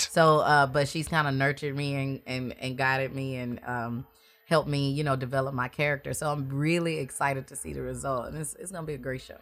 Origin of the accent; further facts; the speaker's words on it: Raceland, Louisiana, United States; also born or lived in Mississippi; born in Mississippi, but I was raised in Raceland, Louisiana